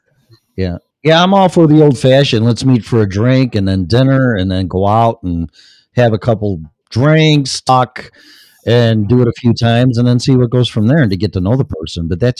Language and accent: English; Colorado, United States; I'm from Colorado.